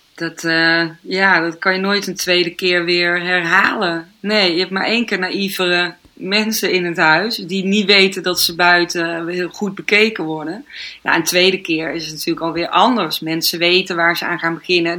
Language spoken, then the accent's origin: Dutch; North Brabant, Netherlands; now in Amsterdam, Netherlands; in Brabant ben, waar ik vandaan kom